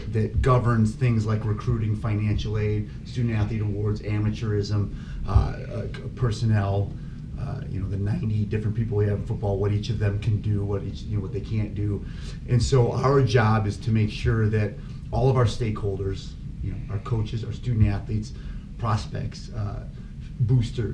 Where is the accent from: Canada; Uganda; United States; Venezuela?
United States; Minooka, Illinois; moved away as an adult; now in Arizona, United States; I grew up in a little town called Minooka, Illinois, outside of Joliet